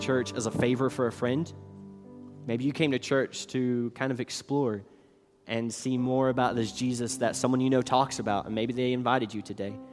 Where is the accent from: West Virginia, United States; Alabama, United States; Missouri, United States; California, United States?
West Virginia, United States; moved away as an adult; I grew up in West Virginia, until I was eighteen years old